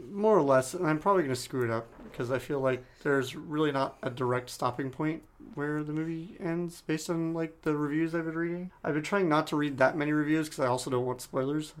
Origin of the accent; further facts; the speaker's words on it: San Diego, California, United States; growing up in San Diego, obviously, the, the home of Doctor Seuss